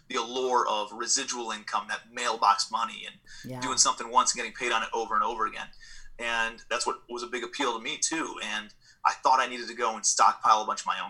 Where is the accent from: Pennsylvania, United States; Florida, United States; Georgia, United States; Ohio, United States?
Ohio, United States; Cleveland; moved away as an adult; also born or lived in New York City; I'm from Cleveland, Ohio originally, moved out to New York City